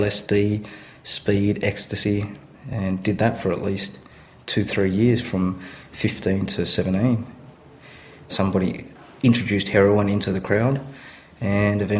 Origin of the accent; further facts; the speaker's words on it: Sydney, New South Wales, Australia; I was raised in Sydney until about the age of 8